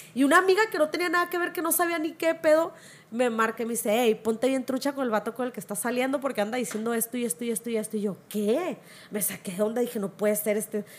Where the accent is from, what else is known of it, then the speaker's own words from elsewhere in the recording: Culiacán, Sinaloa, Mexico; yo soy del Infonavit Humaya, crecí a la tierra que me vio nacer